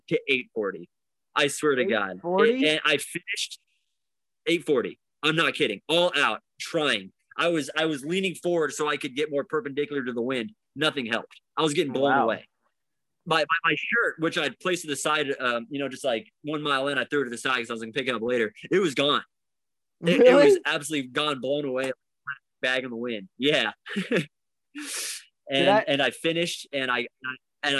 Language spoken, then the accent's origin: English; Florida, United States; I come from Florida, so I know the hot weather